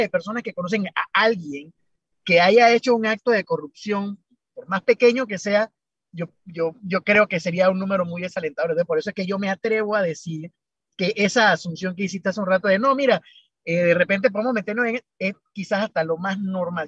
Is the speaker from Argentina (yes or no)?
no; Panama; como buen panameño